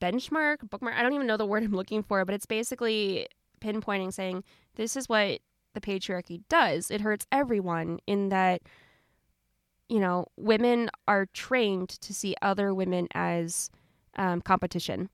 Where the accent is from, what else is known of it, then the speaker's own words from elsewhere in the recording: Southern Ohio, United States; I'm from Southern Ohio.